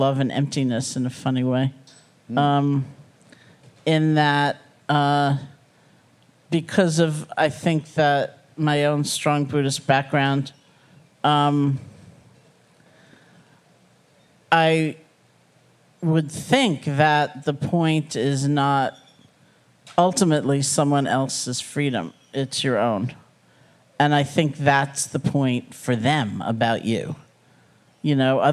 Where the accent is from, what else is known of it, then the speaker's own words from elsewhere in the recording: New York City, New York, United States; also born or lived in Buffalo; I grew up in New York City.